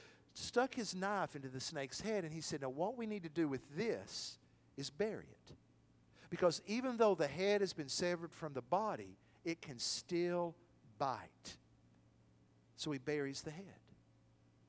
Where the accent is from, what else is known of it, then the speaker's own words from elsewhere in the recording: Athens, Tennessee, United States; my hometown of Athens